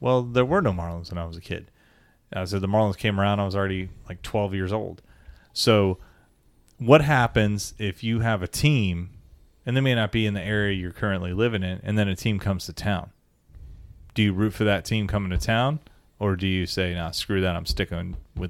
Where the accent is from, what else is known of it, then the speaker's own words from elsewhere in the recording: Florida, United States; And that's because I am from South of Florida. So I do like the Hurricanes.